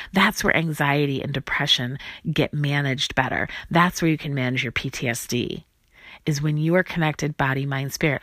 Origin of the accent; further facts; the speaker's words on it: Chicago, Illinois, United States; moved away as an adult; also born or lived in Grinnell, Iowa / Lawrence, Kansas; this is my hometown. I grew up in Chicago, Illinois, went to high school here